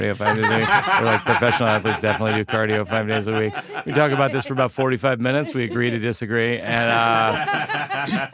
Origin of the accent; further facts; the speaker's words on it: Shrewsbury, Massachusetts, United States; moved away; I grew up outside of Worcester